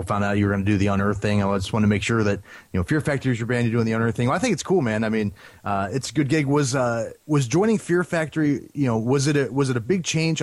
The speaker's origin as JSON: {"language": "English", "region": "Northeast Ohio", "country": "United States", "tie": "born or raised there", "said": "I grew up in Northeast Ohio"}